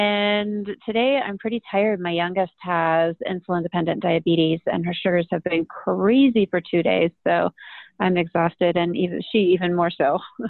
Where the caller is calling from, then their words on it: Denver, Colorado, United States; Thanks for having me, Sarah. And I'm calling from Denver, where I live.